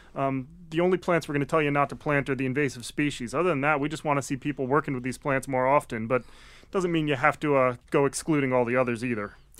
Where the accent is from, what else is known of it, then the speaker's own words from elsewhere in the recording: Connecticut, United States; also born or lived in Maine; now in Massachusetts, United States; came down from Maine, um, having actually originally grew up in Connecticut